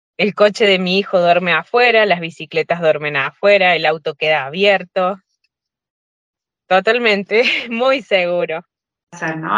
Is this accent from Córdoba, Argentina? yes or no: yes; Córdoba, Argentina; now in San Candido, Italy; soy de Córdoba Capital, estoy viviendo en Italia, en San Cándido